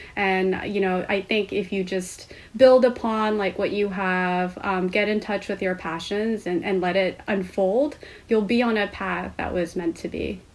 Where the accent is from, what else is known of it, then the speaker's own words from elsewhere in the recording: Seoul, South Korea; moved away as an adult; now in United States; I grew up in Seoul, Korea